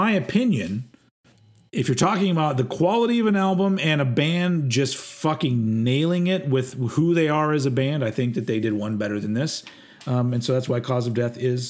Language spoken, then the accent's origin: English; United States; I'm an American